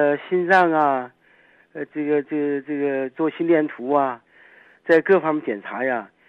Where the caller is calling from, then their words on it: Dandong, Liaoning, China; 呃，我是丹东的听众。